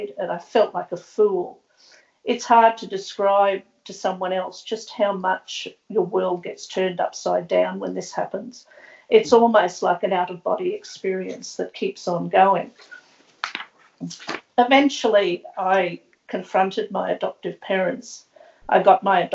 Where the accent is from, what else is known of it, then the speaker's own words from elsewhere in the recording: Brisbane, Queensland, Australia; I was born in 1953 in Brisbane at the beginnings of the forced adoption era, when practices really started to ramp up and increase. I grew up in a working class family here